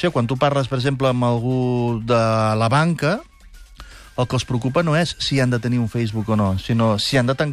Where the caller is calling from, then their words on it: Granollers, Catalonia, Spain; de Granollers.